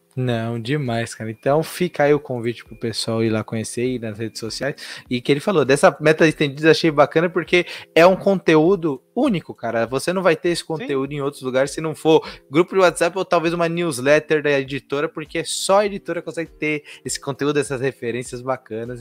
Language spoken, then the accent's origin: Portuguese; São Paulo, Brazil; eu nasci, sou criado em São Paulo